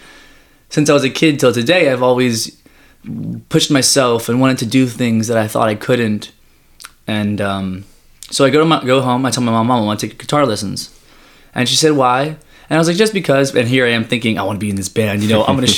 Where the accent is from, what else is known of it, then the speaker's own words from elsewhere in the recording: Los Angeles, California, United States; I was born in Woodland Hills, and I was born and raised here